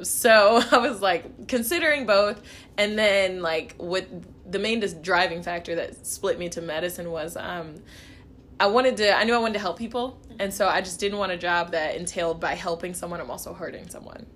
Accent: Kansas City, Missouri, United States; I'm from Kansas City, Missouri. Um, I was born in Kansas City, Kansas

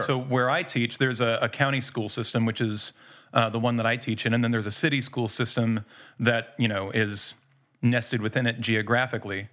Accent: United States; moved away; also born or lived in Indiana / Louisville, Kentucky; I'm from Indiana. Not quite Indiana, mostly Louisville

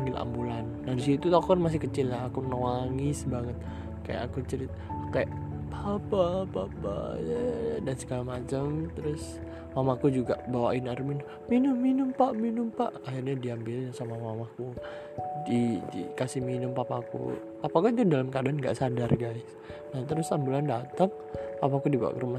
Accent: Bekasi, West Java, Indonesia; Aku lahir di mana? Lahirnya di Bekasi tanggal 23 November 2004.

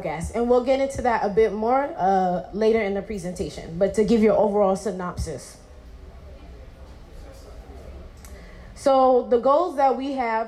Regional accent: New York City, New York, United States; I'm from New York City, BX

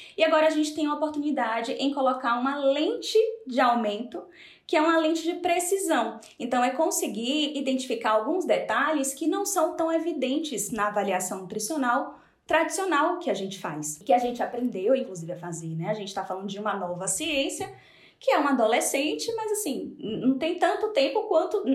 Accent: Salvador, Bahia, Brazil; moved away as an adult; now in Spain; sou de Salvador, hoje moro na Espanha

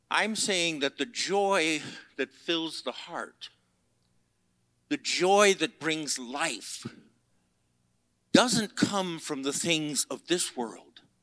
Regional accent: Chicago, Illinois, United States; I grew up in Chicago

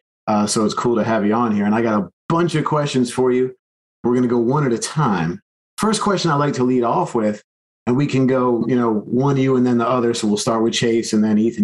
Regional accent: South Florida, United States; I grew up in South Florida

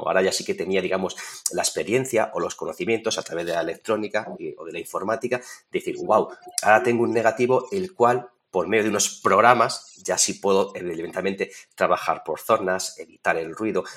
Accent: Torrijos, Castilla-La Mancha, Spain; yo soy de Toledo, aquí de Torrijos, yo ya tengo mi casa

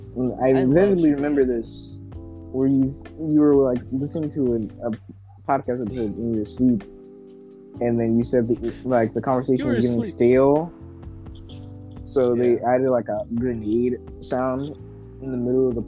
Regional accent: Ireland; I'm the guy from Ireland.

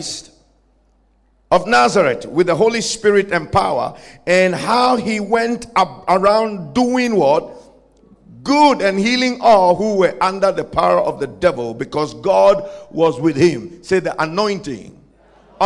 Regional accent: Ghana; I come from Ghana.

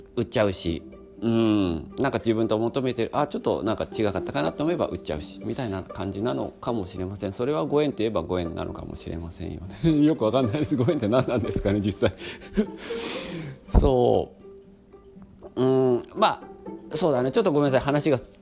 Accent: Kanto, Japan; now in Nagoya, Japan; 出身は関東でそして今ねこの名古屋で住んでお店も開業しております

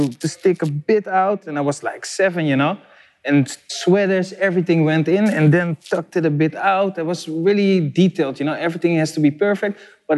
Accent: Curaçao; now in Netherlands; I was from Curaçao

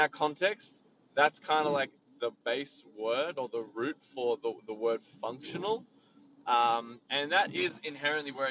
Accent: Sydney, New South Wales, Australia; I'm from Sydney

